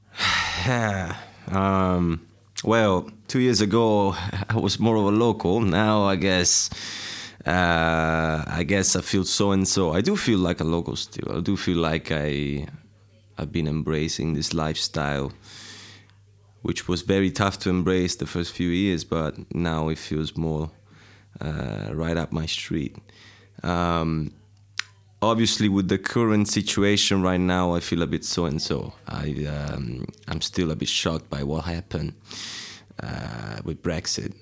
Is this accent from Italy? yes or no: yes; Civitanova Marche, Marche, Italy; English is a second language; moved away as an adult; now in London, United Kingdom; I'm from um, a place called Civitanova Marche, which is a, uh, just a very small uh, city in uh, east uh, central east part of Italy, on the coast. Pretty, very pretty place. And I uh, grew up there